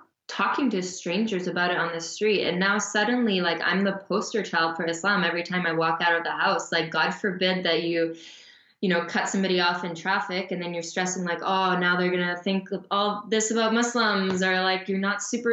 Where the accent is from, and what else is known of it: Canada; also born or lived in Calgary, Alberta / Montreal, Quebec